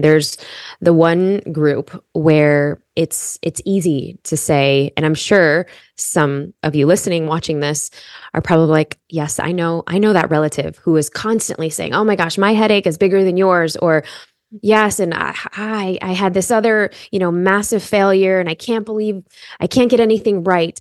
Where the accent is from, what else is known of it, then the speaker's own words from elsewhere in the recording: Chicago, Illinois, United States; I grew up in Chicago